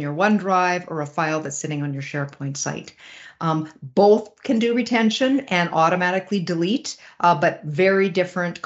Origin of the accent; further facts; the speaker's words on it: Regina, Saskatchewan, Canada; I hail from Western Canada in Regina, Saskatchewan